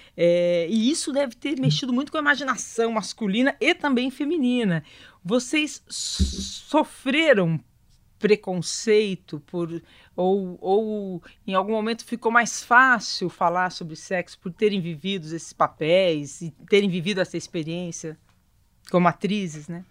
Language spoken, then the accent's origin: Portuguese; interior of São Paulo, Brazil; eu sou do interior de São Paulo, uma família bem né, do interior de São Paulo